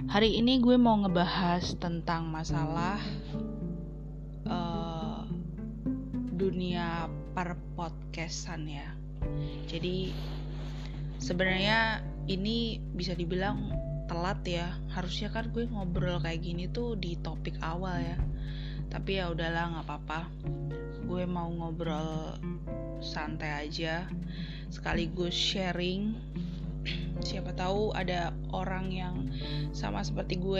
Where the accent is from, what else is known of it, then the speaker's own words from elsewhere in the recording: Solo, Central Java, Indonesia; di kota gue Solo itu ada sebuah stasiun bukan sebuah ya tapi ada beberapa stasiun radio